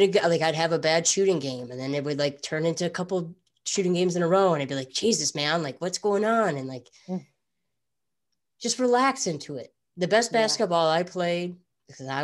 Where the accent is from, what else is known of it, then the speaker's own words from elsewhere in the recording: Midwest, United States; I grew up in the Midwest